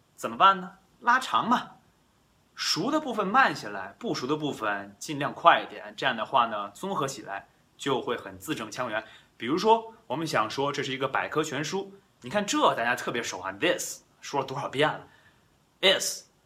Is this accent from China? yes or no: yes; China; first language Chinese; we grew up in China, right? We born in China。我们生在中国，我们长在中国。